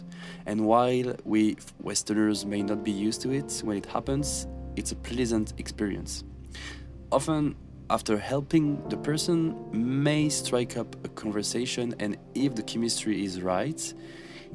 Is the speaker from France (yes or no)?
yes; France; moved away as an adult; now in South Korea; I was from France